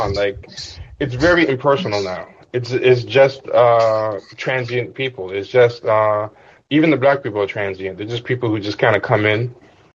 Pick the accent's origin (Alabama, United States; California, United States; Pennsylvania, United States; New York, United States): New York, United States; New York City; also born or lived in Bed-Stuy, Brooklyn; I was in Queens